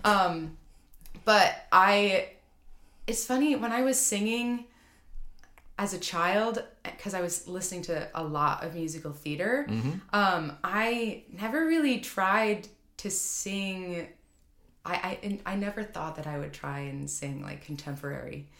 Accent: Rochester, New York, United States; I grew up around Eastman, okay, um, in Rochester, outside of Rochester

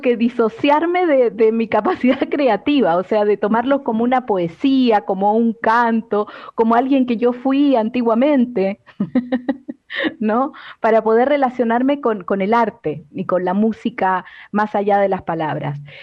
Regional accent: Argentina; me crié en Argentina

